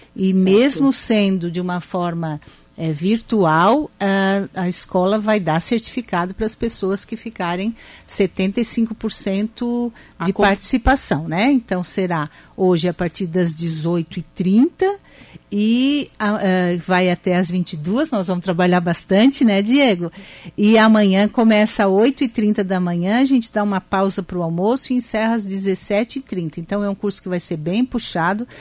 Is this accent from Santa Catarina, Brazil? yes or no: yes; Araranguá, Santa Catarina, Brazil; also born or lived in Timbé do Sul, Brazil; now in São José, Brazil; eu nasci no Timbé do Sul, e vim embora para Araranguá com um ano, um ano uhum. e hum. meio, um pouco menos. E fiz a minha infância toda aqui, a minha, uh, a minha juventude